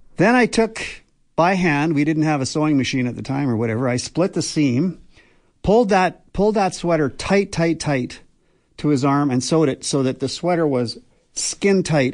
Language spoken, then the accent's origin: English; Banff, Alberta, Canada; I grew up in Banff